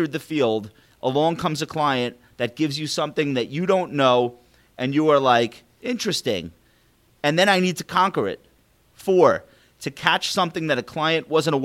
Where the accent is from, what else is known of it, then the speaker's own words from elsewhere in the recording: Long Island, New York, United States; accent: Long Island; my Long Island accent